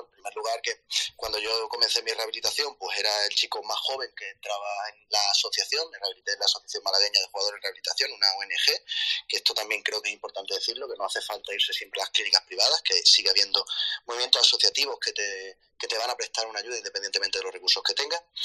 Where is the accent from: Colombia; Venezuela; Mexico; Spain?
Spain; Málaga, Andalusia; now in Madrid, Spain; soy de Málaga, eh, aunque actualmente vivo en Madrid.